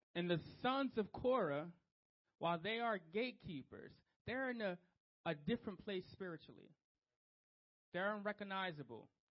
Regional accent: Trenton, New Jersey, United States; Street kid. I'm from Trenton, New Jersey

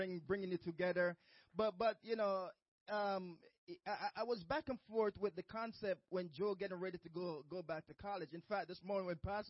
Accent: Jamaica; moved away; as a child growing up in Jamaica back in the days

